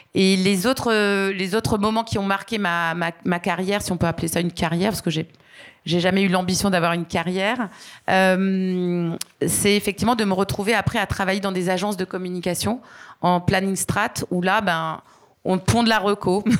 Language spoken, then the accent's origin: French; Aix-en-Provence, Provence-Alpes-Côte d'Azur, France; moved away as an adult; je suis originaire d'Aix-en-Provence, une ville étudiante très sympathique